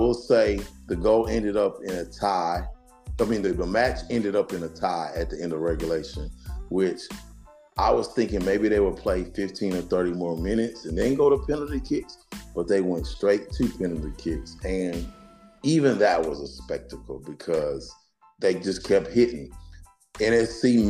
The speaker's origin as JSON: {"language": "English", "town": "Nashville", "region": "Tennessee", "country": "United States", "said": "I'm from Nashville"}